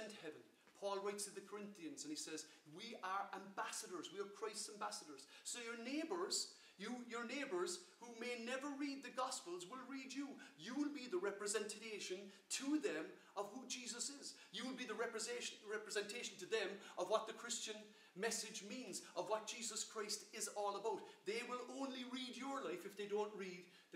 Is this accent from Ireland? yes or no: yes; Ireland; I'm an Irish citizen, my citizenship or my freedom to live as a citizen of the Republic of Ireland